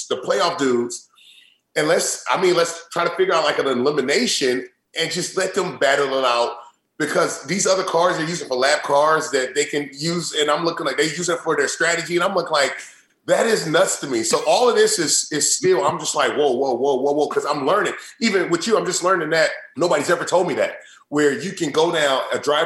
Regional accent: Indiana, United States; growing up, I'm from Indiana

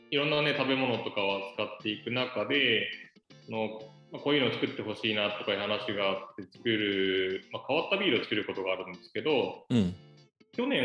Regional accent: Saitama, Japan; born there; now in Yamanashi, Japan; で埼玉県の生まれなんですけど埼

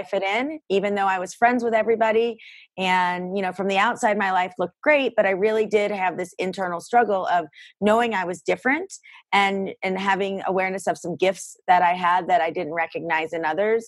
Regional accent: Greenville, South Carolina, United States; also born or lived in Boston, Massachusetts; I was born in Boston and my family moved to Greenville, South Carolina when I was a kid

